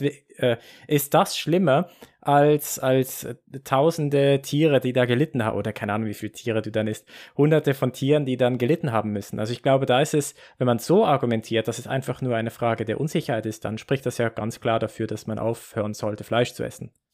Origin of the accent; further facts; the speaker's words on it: Basel, Basel-Stadt, Switzerland; ich bin in, in Basel geboren und, und aufgewachsen